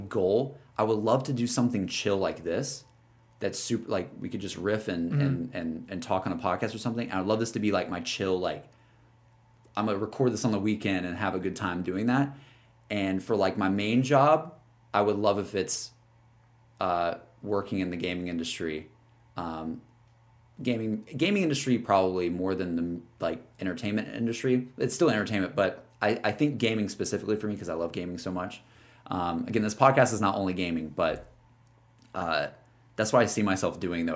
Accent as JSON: {"language": "English", "region": "Alabama", "country": "United States", "also_born_or_lived": "Austin, Texas", "moved": "yes", "lives_now": "Los Angeles, United States", "said": "somebody yeah. who's from Alabama"}